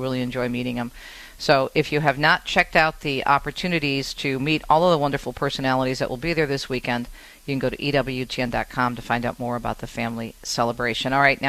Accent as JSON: {"language": "English", "region": "Michigan", "country": "United States", "tie": "born or raised there", "said": "my home state of Michigan."}